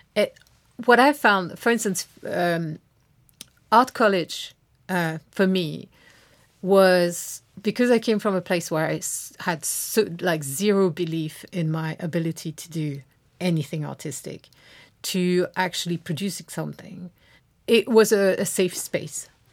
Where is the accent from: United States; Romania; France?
France; moved away; grew up in France